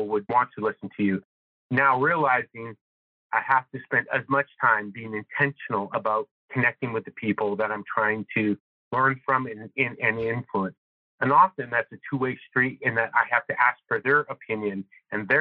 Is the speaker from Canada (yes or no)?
yes; Northern Canada, Canada; moved away; I'm originally from Northern Canada.